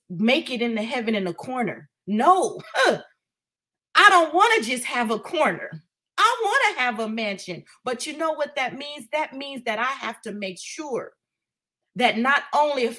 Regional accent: Oakland, California, United States; growing up in East Oakland

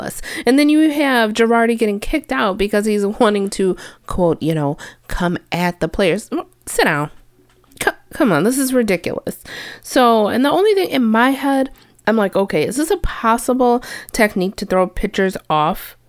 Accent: a small town outside Chicago, Illinois, United States; I say from Chicago. No one knows my little town outside of Chicago.

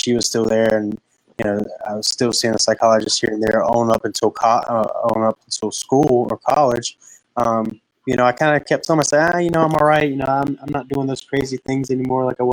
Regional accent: Pinetops, North Carolina, United States; am from Pine Tops, North Carolina, a little two-stoplight town in the middle of nowhere. So I grew up in a little small rural town

